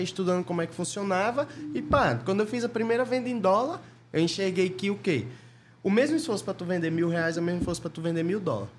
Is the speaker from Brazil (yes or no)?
yes; interior of Bahia, Brazil; moved away; eu era do interior lá, da cidade pequena, tinha uns 7 mil habitantes lá no interior da Bahia